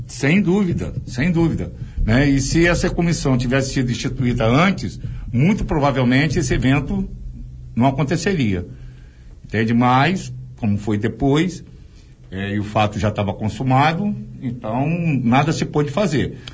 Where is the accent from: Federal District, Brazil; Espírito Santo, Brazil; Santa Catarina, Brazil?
Espírito Santo, Brazil; Vila Velha; also born or lived in Vitória / Rio de Janeiro; nasci e cresci na prainha de frente pro convento da Penha